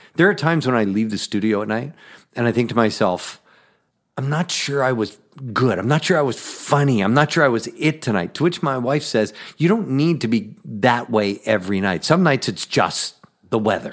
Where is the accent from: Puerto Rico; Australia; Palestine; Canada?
Canada; Edmonton, Alberta; now in Twin Cities, United States; born and raised in Canada, Western Canada, Edmonton, Alberta, Canada.